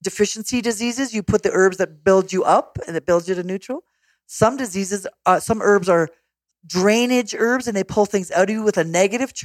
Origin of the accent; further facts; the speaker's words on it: Canada; a Canadian